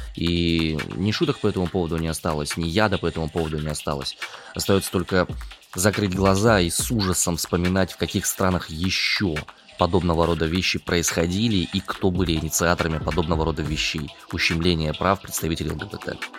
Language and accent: Russian; Omsk, Omsk Oblast, Russia; два сибиряка